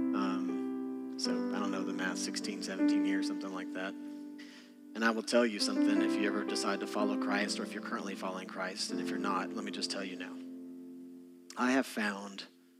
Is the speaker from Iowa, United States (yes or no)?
no; Texas, United States; moved away as an adult; I'm from Texas.